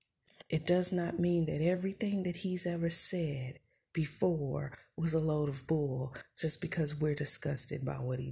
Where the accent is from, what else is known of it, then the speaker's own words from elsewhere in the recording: Tulsa, Oklahoma, United States; I'm from Tulsa, Oklahoma